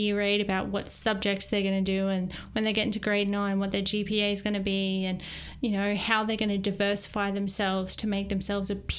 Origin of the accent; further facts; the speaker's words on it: Maryborough, Australia; moved away; my hometown of Maryborough